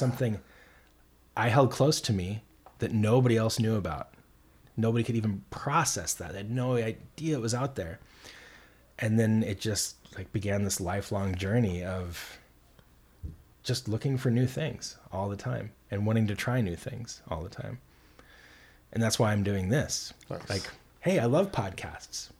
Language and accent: English; Montana, United States; also born or lived in Minnesota; now in Portland, United States; growing up in Montana